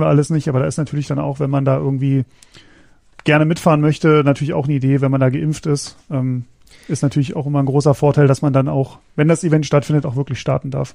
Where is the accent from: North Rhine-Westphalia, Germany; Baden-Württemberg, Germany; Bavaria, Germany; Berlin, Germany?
Berlin, Germany; moved away as an adult; now in Frankfurt, Germany; in meine Heimat also nach meiner äh, Heimatstadt Berlin